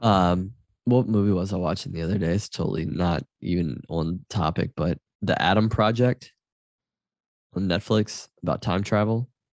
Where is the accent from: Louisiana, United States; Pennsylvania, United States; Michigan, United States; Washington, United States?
Louisiana, United States; growing up in Louisiana